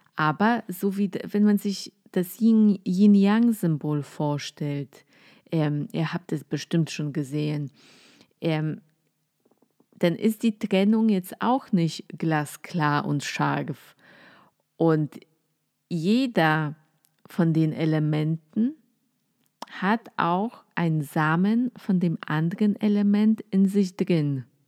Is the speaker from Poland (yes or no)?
yes; Poland; German is a second language; moved away as an adult; now in Germany; Ich komme aus Polen, ähm, wohne jetzt seit ungefähr zehn Jahren in Deutschland